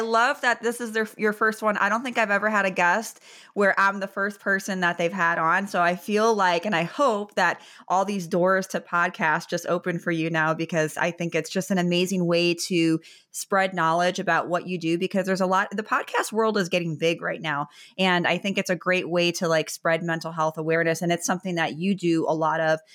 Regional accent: Chicago, Illinois, United States; now in Florida, United States; I'm from Chicago, and I live in Florida now

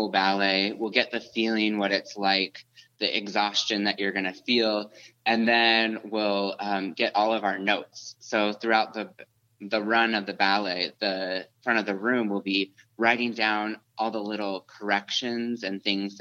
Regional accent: Seattle, Washington, United States; now in Salt Lake City, United States; I'm from Seattle originally

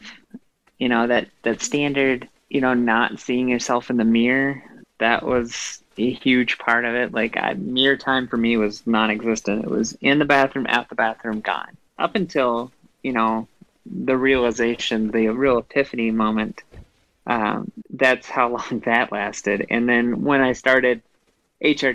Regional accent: Midwest, United States; when I grew up in the Midwest

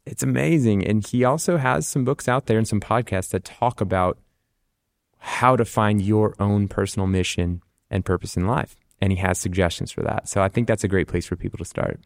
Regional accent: Rochester, Minnesota, United States; also born or lived in Nebraska / Ohio / La Crosse, Wisconsin; most of my childhood was in Rochester, Minnesota.

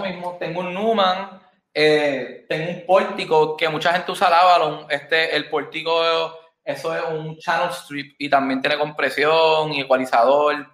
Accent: Ponce, Puerto Rico; also born or lived in Bronx, New York, United States; Yo soy de Ponce, Puerto Rico.

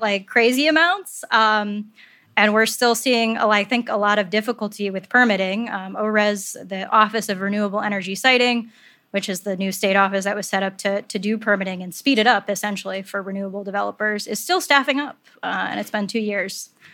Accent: upstate New York, United States; I'm not a native New Yorker, but I am an upstate New Yorker

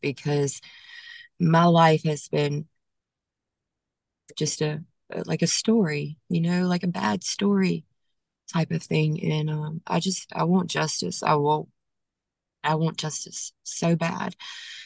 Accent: Monroe, Louisiana, United States; still in my hometown

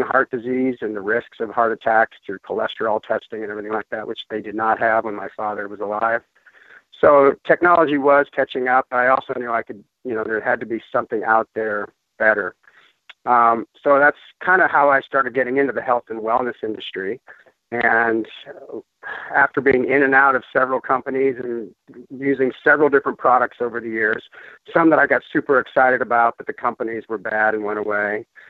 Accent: Denver, Colorado, United States; moved away as an adult; also born or lived in Gulf of Mexico; I am originally from Denver, Colorado, uh, born and raised there

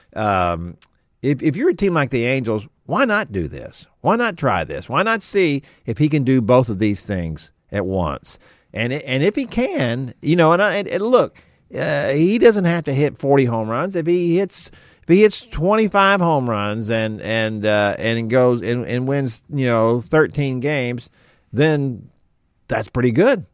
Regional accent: Texas, United States; I'm of Texan-born and bred

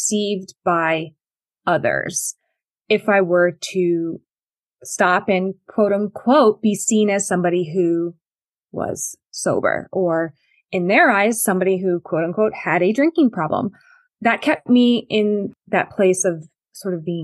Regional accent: Connecticut, United States; I grew up in Connecticut

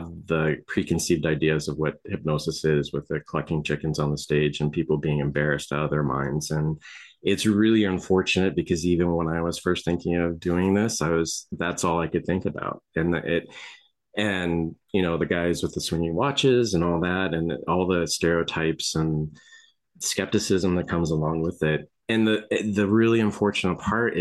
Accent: Las Vegas, Nevada, United States; I grew up in Las Vegas around Area 51

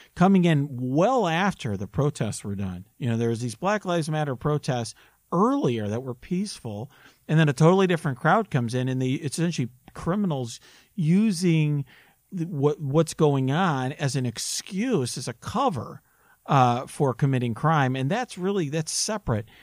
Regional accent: Naperville, Illinois, United States; my hometown in Naperville where I grew up

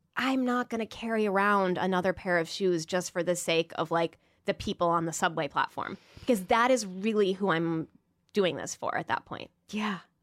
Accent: Peoria, Illinois, United States; moved away; growing up in Peoria, Illinois

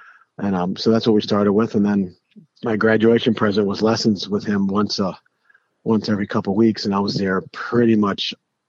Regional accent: Greensburg, Pennsylvania, United States; I grew up in Greensburg, 5 miles from Mr. Palmer

